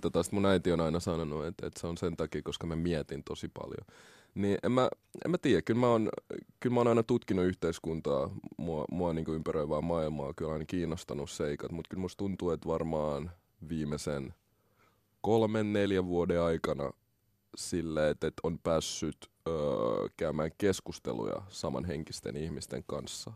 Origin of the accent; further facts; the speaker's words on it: Helsinki, Uusimaa, Finland; also born or lived in Congo; mä oon kasvanut Koillis-Helsingissä, Malmilla